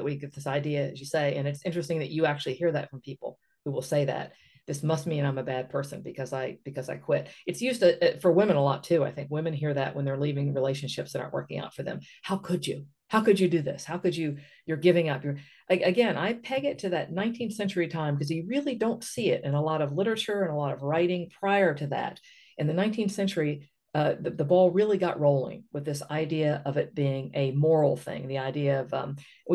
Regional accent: West Virginia, United States; I come from West Virginia.

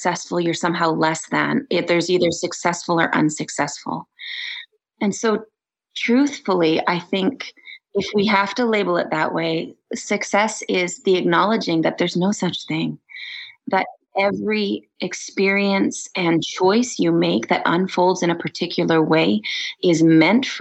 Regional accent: Vancouver Island, British Columbia, Canada; now in Kelowna, Canada; Western Red Cedar, which I grew up with on Vancouver Island

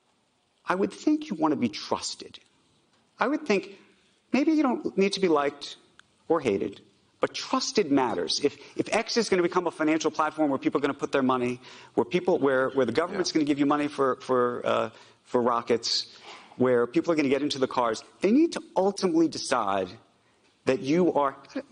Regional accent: United States; I'm an American Jew

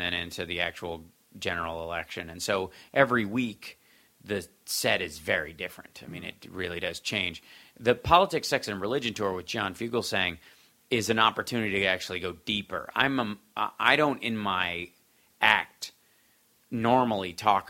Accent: Kentucky, United States; moved away; also born or lived in Chicago; I grew up in Kentucky

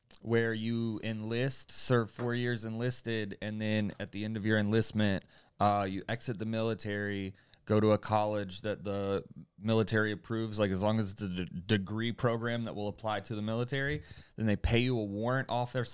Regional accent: Florida, United States; I'm like from Florida

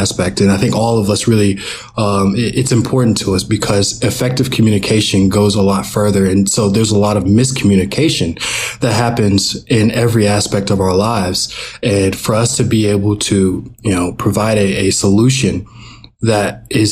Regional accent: Georgia, United States; We're both from Georgia and attended the same middle school

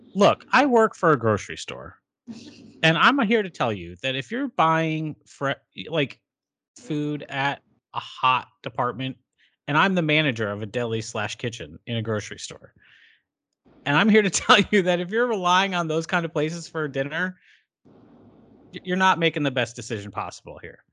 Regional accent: Hamilton, Illinois, United States; also born or lived in Racine, Wisconsin; in racine wisconsin but i have spent the majority of my life since i was six years old in hamilton illinois

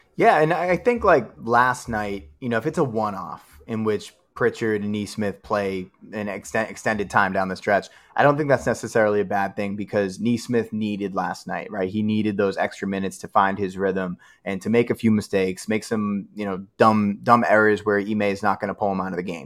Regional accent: Boston, Massachusetts, United States; moved away as an adult; now in Austin, Texas, United States; And we live in Austin, Texas. We grew up in Dorchester.

